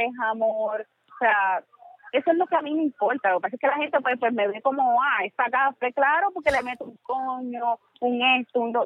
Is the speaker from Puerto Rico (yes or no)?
yes; Canóvanas, Puerto Rico; mi pueblo de Canómana